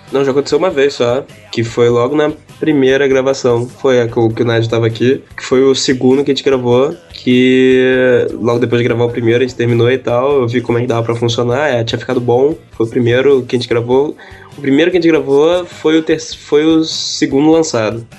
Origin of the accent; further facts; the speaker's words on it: Rio de Janeiro, Brazil; eu e o Ulisses, a gente é do Rio